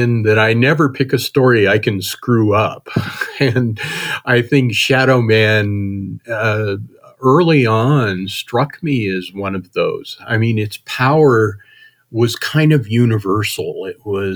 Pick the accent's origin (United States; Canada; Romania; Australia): United States; Wyoming; I grew up in Wyoming